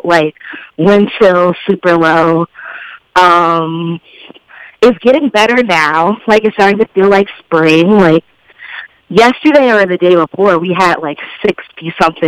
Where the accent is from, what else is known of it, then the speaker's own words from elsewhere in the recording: Chicago, Illinois, United States; I'm from the South Suburbs